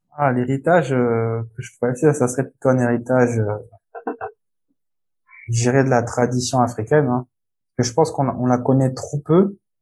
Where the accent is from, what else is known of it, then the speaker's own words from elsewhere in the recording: Republic of the Congo; moved away; also born or lived in France / England; je suis du Congo-Brazza et du Congo-Kinshasa